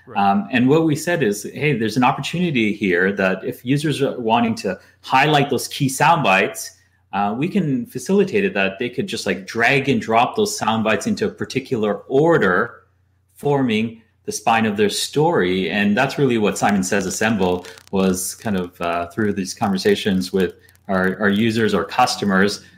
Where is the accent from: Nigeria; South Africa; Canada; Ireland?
Canada; moved away as an adult; also born or lived in London; I'm originally from Canada, but after college moved to London